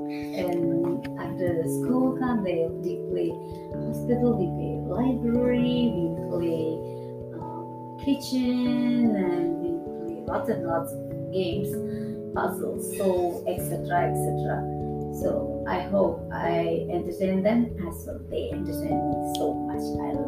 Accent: France; now in India; I'm coming from France.

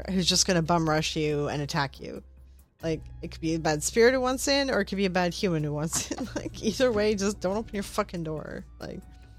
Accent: Canada; I'm Canadian

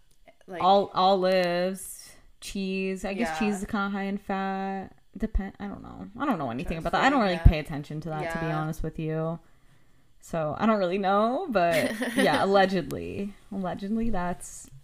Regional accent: Scranton area, Pennsylvania, United States; I'm not from Scranton or anything, but it's, like, the general area.

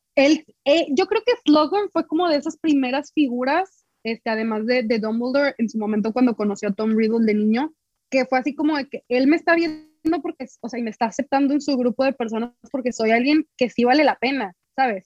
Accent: Reynosa, Tamaulipas, Mexico; yo soy de Reynosa

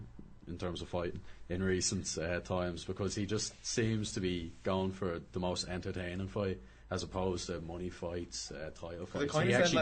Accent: Dublin, Leinster, Ireland; accent: North Dublin; I was born and bred in Dublin.

